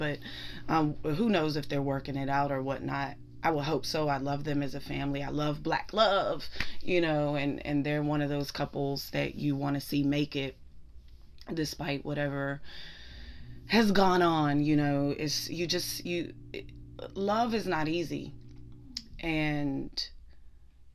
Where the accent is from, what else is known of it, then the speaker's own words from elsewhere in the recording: Pittsburgh, Pennsylvania, United States; I'm from Pittsburgh